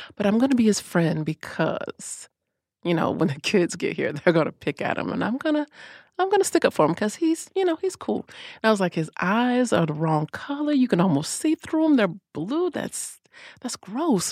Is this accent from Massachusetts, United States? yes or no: no; Orlando, Florida, United States; I was born and raised in Orlando